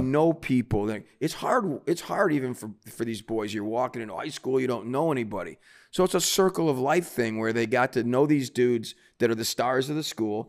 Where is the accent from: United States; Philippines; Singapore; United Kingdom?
United States; Cleveland, Ohio; moved away as an adult; also born or lived in New York City; now in New Jersey, United States; growing up in Cleveland